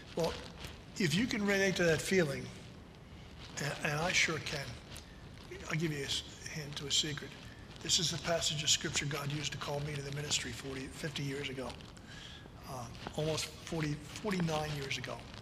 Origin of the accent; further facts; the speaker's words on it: New Jersey, United States; I'm a South Jersey guy. I grew up in South Jersey